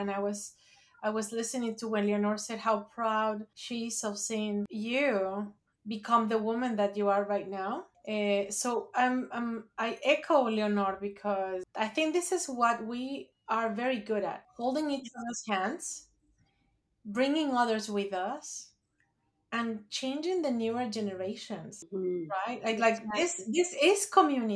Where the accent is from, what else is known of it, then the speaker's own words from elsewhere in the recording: Mexico City, Mexico; moved away as an adult; now in New Jersey, United States; I was born and raised in Mexico City